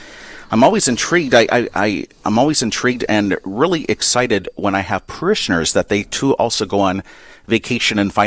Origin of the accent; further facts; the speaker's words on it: Avoca, Minnesota, United States; a parish in my home area called St. Rose of Lima that was in the town of Avoca, Minnesota